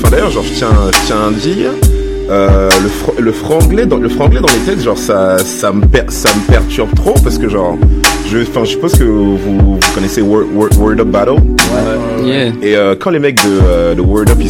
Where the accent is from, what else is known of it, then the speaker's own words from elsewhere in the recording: Paris, Île-de-France, France; moved away; je viens de Paris